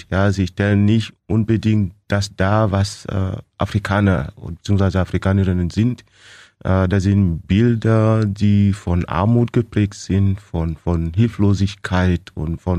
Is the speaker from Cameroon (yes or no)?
yes; Cameroon; moved away as an adult; now in Germany; Ich komme aus Kamerun.